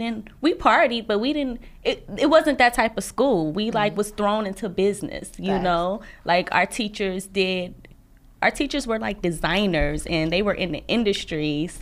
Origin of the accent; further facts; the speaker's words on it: Milwaukee, Wisconsin, United States; also born or lived in Chicago; Okay. Well, like you said, I'm from Milwaukee, Wisconsin. Went to college in Chicago.